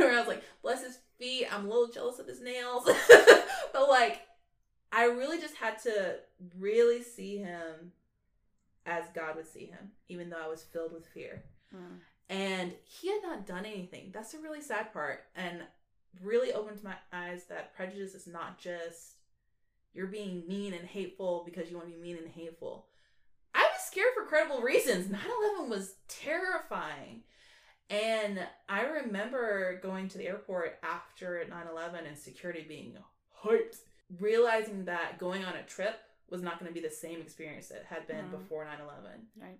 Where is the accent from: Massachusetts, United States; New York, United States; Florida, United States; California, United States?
Florida, United States; Orlando; I grew up in Orlando